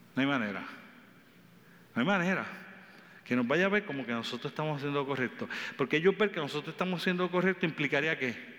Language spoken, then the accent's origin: Spanish; Puerto Rico